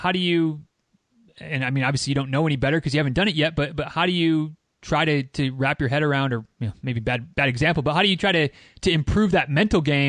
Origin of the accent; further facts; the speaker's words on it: Michigan, United States; moved away; I'm from Michigan originally.